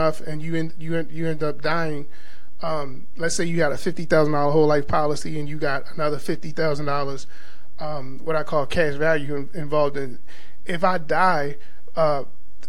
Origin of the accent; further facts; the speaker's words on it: Baltimore, Maryland, United States; growing up in Baltimore, there's two major churches